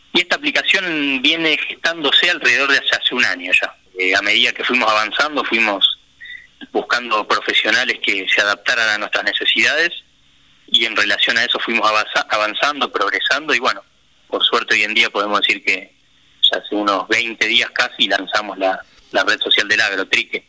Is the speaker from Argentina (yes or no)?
yes; Rosario, Santa Fe, Argentina; Nosotros somos los dos rosarinos.